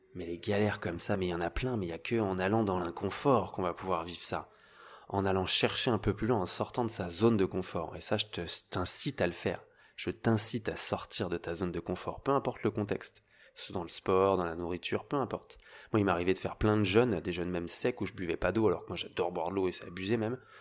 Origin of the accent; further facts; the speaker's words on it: Paris suburbs, Île-de-France, France; j'avais une famille euh, très bien, on était en banlieue parisienne, on vivait super bien, euh, très bien élevé